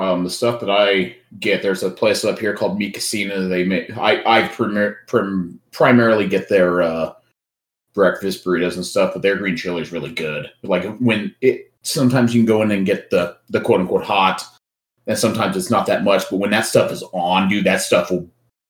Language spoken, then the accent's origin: English; Colorado, United States; I'm from Colorado.